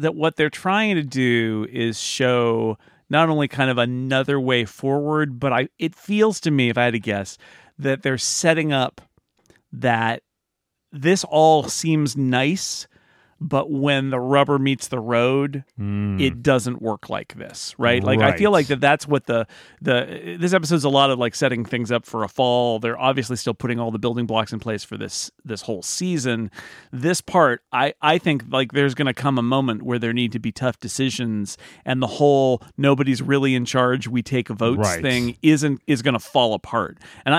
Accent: Sonora, California, United States; So Karen's so out in the scrub land of Texas or where I grew up in Sonora

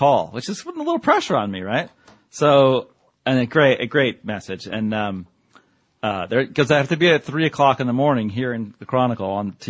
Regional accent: United States; You know, I'm American.

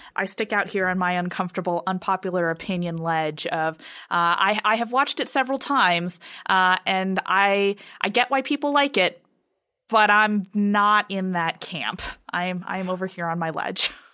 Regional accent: United States; as an American viewer

